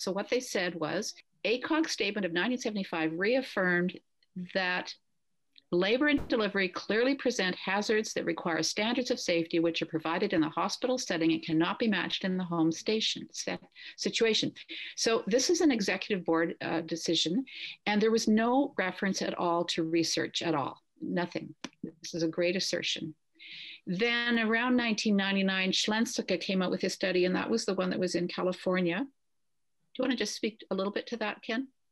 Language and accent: English; Canada; I'm a Canadian midwife, I've worked up north quite a bit